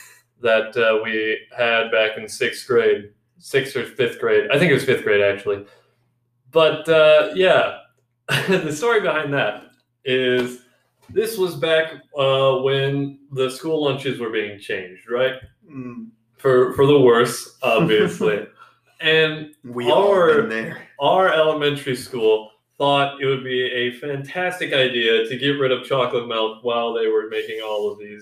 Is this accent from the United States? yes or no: yes; Slayton, Minnesota, United States; also born or lived in Marshall, Minnesota; I was born in Marshall, raised in Slayton, Minnesota, where I basically lived my whole life